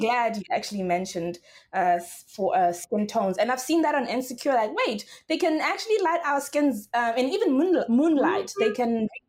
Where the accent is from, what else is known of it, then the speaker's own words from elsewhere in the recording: South Africa; now in Los Angeles, United States; I'm South African.